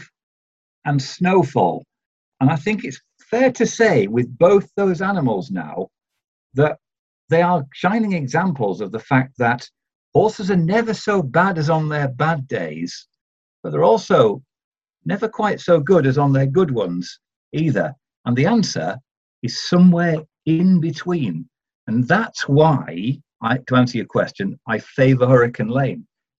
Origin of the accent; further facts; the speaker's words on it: Yorkshire and the Humber, United Kingdom; I am from Yorkshire